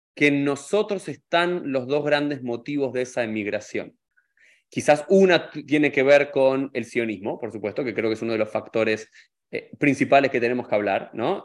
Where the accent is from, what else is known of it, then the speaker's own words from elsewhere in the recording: Argentina; now in United States; a los argentinos no nos importa tanto la nacionalidad